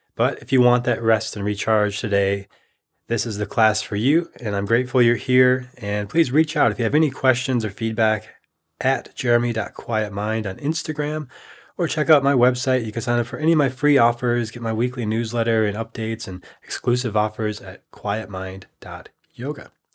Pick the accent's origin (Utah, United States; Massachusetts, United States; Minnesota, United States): Minnesota, United States; now in Austin, United States; I'm from Minnesota, where it got extremely cold